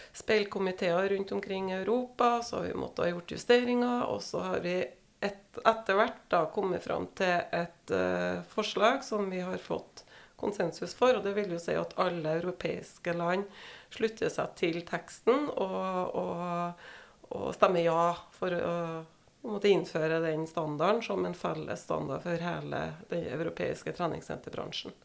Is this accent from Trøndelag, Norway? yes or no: yes; Verdal, Trøndelag, Norway; moved away as an adult; also born or lived in Oslo; Så da flytta vi fra Oslo igjen til hjemplassen min, Verdalen, da.